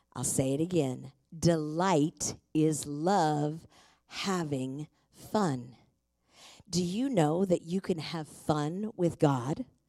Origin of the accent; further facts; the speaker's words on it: Tacoma, Washington, United States; I was born and raised in Tacoma